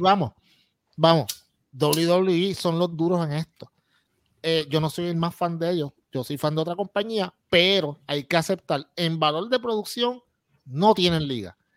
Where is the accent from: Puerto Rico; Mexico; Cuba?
Puerto Rico